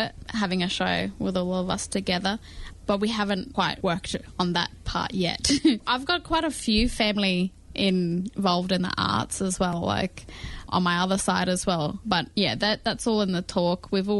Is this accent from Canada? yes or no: no; Adelaide, South Australia, Australia; moved away; But I was a part of a youth group when I was in Adelaide. That's where I grew up.